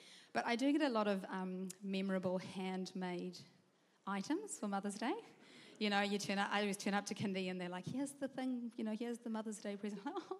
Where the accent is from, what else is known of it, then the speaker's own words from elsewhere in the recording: South Africa; now in New Zealand; I'm originally South African. I'm from South Africa, but I moved here, and I've been here for almost 28 years, so I feel like I'm Kiwi-fied now.